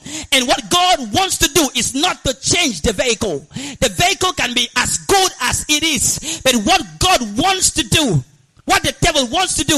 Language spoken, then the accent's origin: English; Nigeria; I come from Nigeria